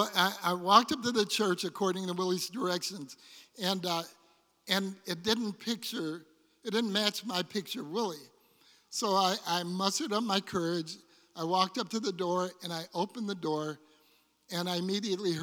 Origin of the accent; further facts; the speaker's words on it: Detroit, Michigan, United States; when I was a child and I was growing up in Detroit